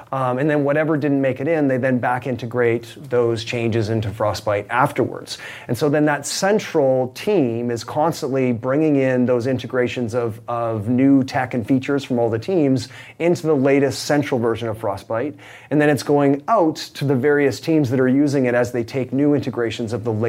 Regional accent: Canada; I mean, I'm Canadian, so you know, hockey was a sport that I grew up loving.

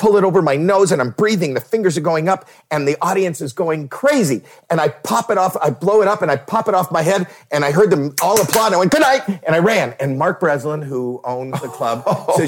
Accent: Toronto, Ontario, Canada; I'm a putz from Toronto

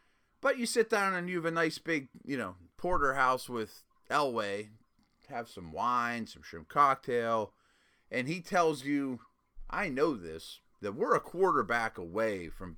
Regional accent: Midwest, United States; I mean, I don't know how much this matters to Cousins, but I'm from the Midwest.

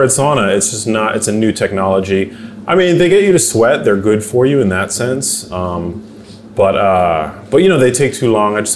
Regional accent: New York, United States; now in West Hollywood, United States; Like I, I feel like I'm a New Yorker. I like West Hollywood.

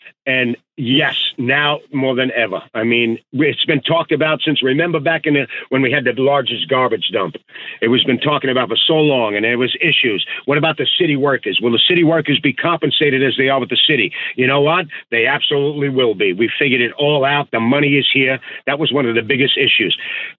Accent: New York City, New York, United States; born or raised there

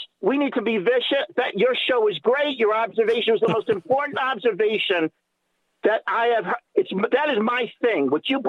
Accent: New York City, New York, United States; I'm from Brooklyn, old school.

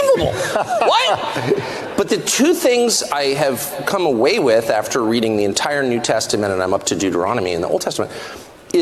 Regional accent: United States; I'm American. And so I grew up with this feeling that we're the sum total of our choices.

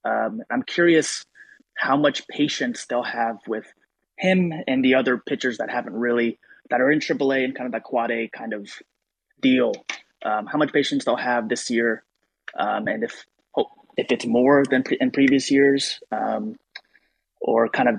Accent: Athens, United States; now in Texas, United States; I am from Athens, living in Texas right now.

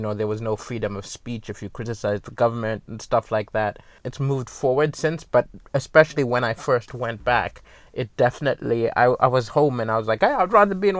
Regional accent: Malawi; It was weird because even though it was home, I didn't fit in because, you know, my accent was wrong, my values were wrong. I had a Malawian name, but I didn't see Malawian. Now I feel comfortable in Malawi

